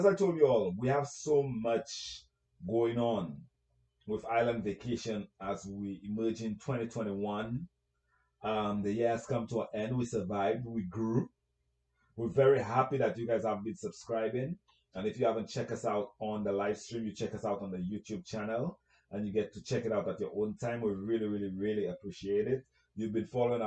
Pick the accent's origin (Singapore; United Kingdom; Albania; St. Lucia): St. Lucia; moved away; You have my accent. You know where I'm from. I'm from St. Lucia